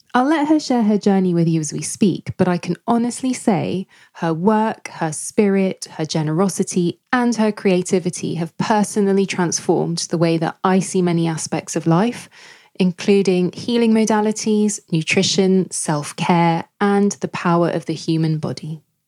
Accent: London, United Kingdom; my hometown, London

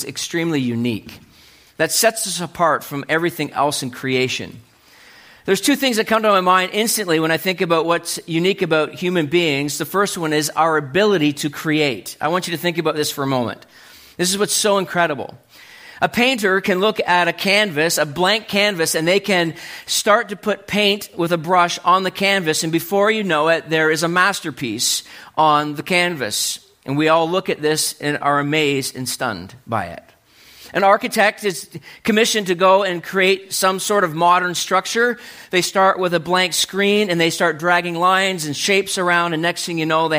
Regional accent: New Brunswick, Canada; I was growing up in New Brunswick

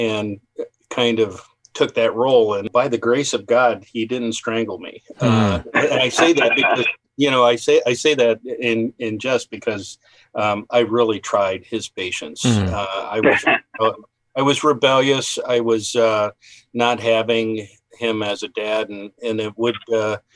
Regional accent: Bay Village, Ohio, United States; also born or lived in Columbus, Ohio / Galena, Ohio; I was born in Bay Village, Ohio

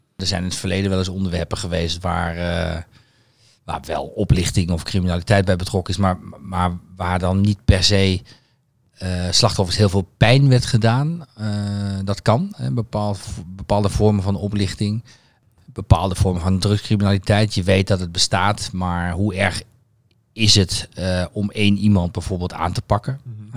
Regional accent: Twente, Overijssel, Netherlands; een, een Twents gezin

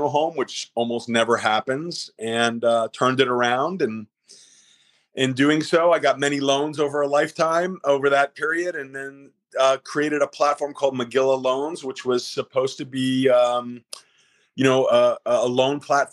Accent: Pleasantville, New York, United States; I grew up in Westchester County, New York, in a wonderful town called Pleasantville

